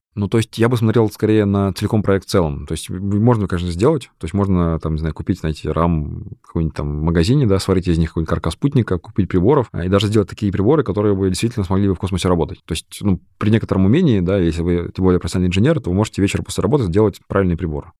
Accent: Kamchatka Krai, Russia; я вырос на Камчатке

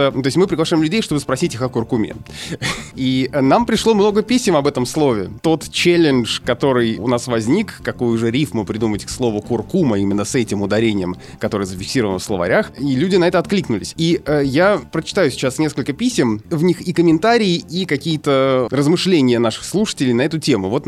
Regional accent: Saint Petersburg, Russia; now in Germany; Я родилась и выросла в Питере, но с 2001 года живу в Германии.

